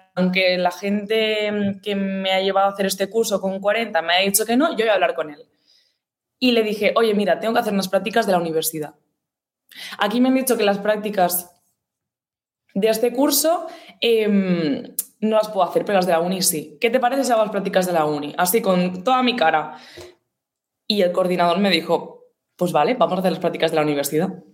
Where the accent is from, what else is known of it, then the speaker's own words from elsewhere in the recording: Gavà, Catalonia, Spain; mi pueblo, como tal, ¿sabes? De Gabá.